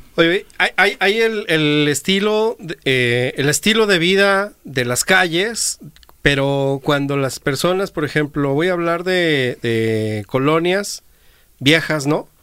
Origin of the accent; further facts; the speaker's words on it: Guadalajara, Jalisco, Mexico; yo soy de San Eugenio